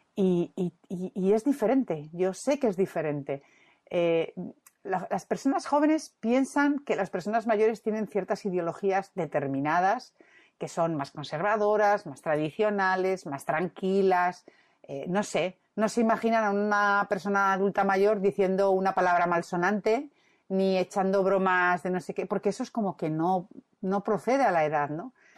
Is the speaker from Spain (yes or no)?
yes; Madrid, Community of Madrid, Spain; now in Santander, Spain; yo soy madrileña